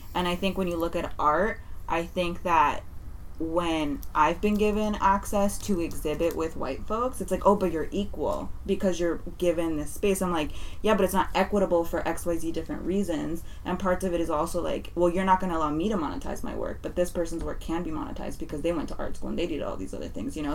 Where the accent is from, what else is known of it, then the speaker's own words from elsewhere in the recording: San Francisco, California, United States; I love being from the mission